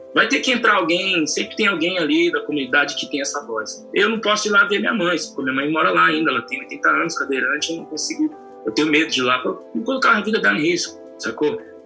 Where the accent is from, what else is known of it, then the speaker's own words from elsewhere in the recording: Brazil; no Jardim Poranga, onde eu nasci e cresci